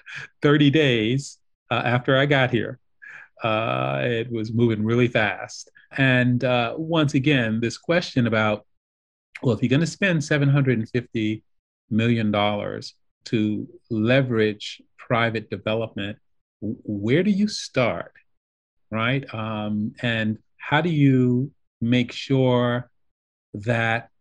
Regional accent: New York, United States; also born or lived in Detroit, United States / Italy; now in Chicago, United States; I'm originally a New Yorker

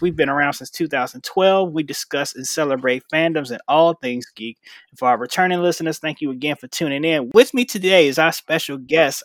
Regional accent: Chicago, Illinois, United States; moved away as an adult; now in Arizona, United States; I'm from Chicago, Illinois

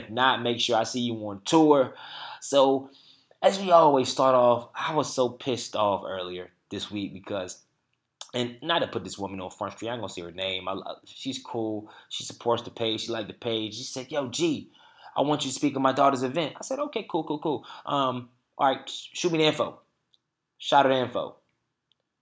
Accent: Durham, North Carolina, United States; We in my hometown, Bull City.

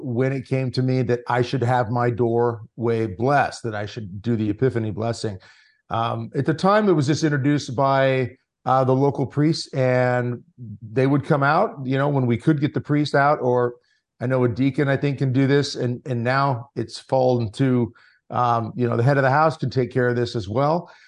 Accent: Lincoln Diocese, Nebraska, United States; I born and raised in the Lincoln Diocese in Nebraska

